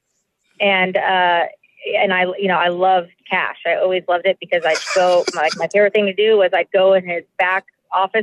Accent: Yorba Linda, California, United States; also born or lived in Fullerton / Newport Coast / Boston / New York; I was born at St. Jude in Fullerton, and then I was raised in Yorba Linda until I was 12. Then we moved to Newport Coast.

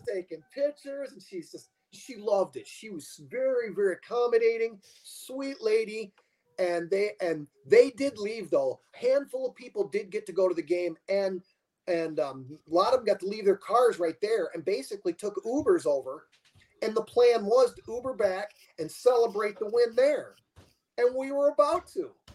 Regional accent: Bradford, Pennsylvania, United States; also born or lived in Phoenix, Arizona; now in Glendale, Arizona, United States; I was born in Bradford, PA. I was actually a border child

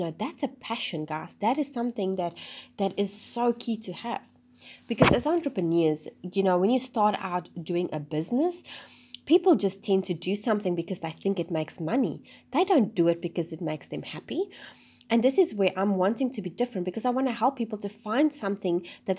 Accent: South Africa; now in New Zealand; and then we moved to New Zealand from South Africa.

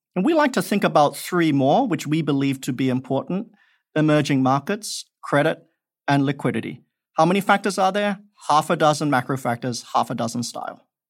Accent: Perth, Western Australia, Australia; moved away; also born or lived in Malaysia; I grew up in Australia

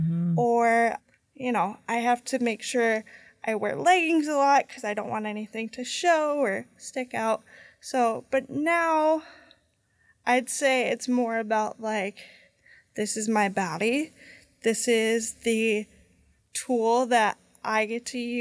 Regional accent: Lake Geneva, Wisconsin, United States; now in Milwaukee, United States; I grew up in the Lake Geneva area

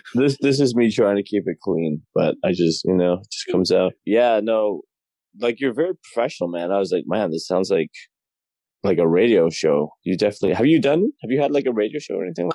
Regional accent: Toronto, Ontario, Canada; moved away as an adult; now in Los Angeles, United States; I'm from I'm from Toronto. I'm in Canada

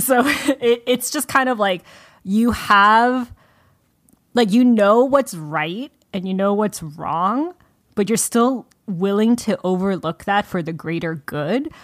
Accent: United States; I was raised in America.

